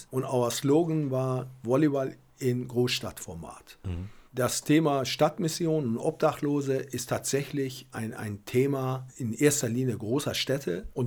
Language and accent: German; Berlin, Germany; Aber wir als Berliner, und ich versuche das auch und unser Verein tut das, dass wir nicht nur immer an uns denken, sondern ein bisschen größer denken.